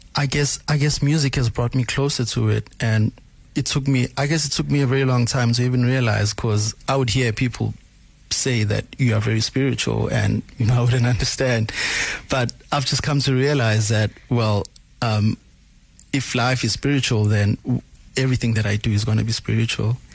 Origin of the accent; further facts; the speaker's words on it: Durban, KwaZulu-Natal, South Africa; also born or lived in New York, United States; I was born and raised in Umlazi Township